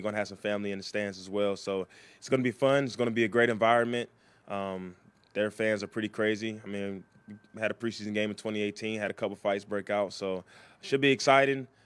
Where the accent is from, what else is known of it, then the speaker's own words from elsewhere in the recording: Philadelphia, Pennsylvania, United States; moved away; I'm going back to my hometown